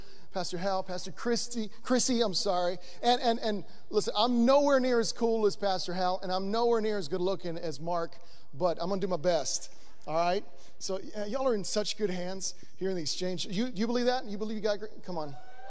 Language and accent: English; Buenos Aires, Argentina; So I am born and raised in Buenos Aires, Argentina.